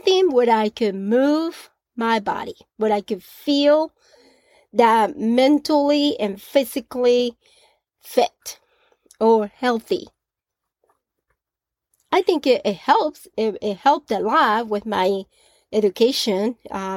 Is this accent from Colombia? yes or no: yes; Colombia; Growing up in Colombia, at the age of 16